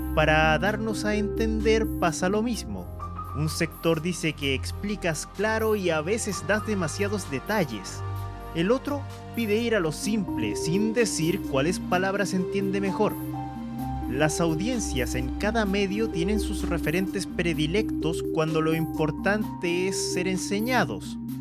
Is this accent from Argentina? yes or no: no; Chile; Soy chileno